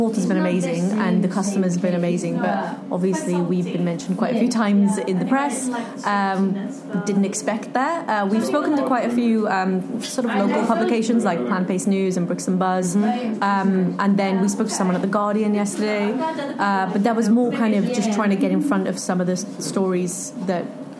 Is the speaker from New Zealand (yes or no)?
no; Wales, United Kingdom; as a Welsh person.